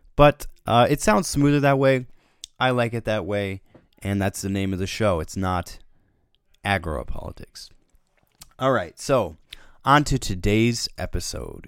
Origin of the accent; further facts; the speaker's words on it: United States; as an American citizen